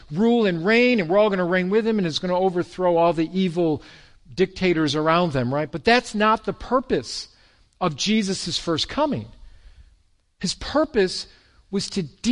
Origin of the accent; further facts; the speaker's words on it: Irondequoit, New York, United States; That's where I was raised in Arundequite